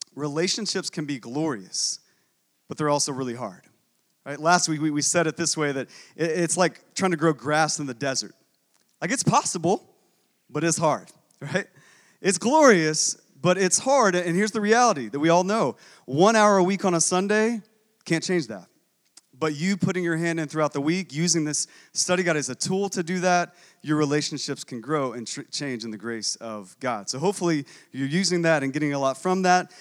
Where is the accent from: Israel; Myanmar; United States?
United States; Texas; I'm also from Texas